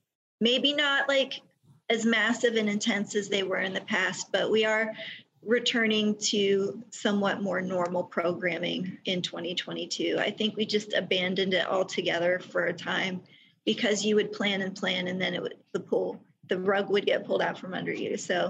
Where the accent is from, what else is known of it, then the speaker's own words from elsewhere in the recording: Germany; I'm a military brat, so I grew up in the Army, and there was a stretch of time where we lived in Germany.